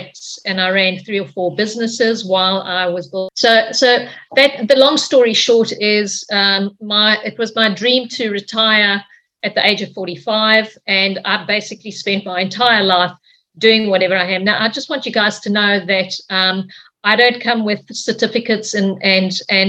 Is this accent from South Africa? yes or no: yes; Cape Town, Western Cape, South Africa; moved away as an adult; now in Australia; I'm from South Africa, from Cape Town in South Africa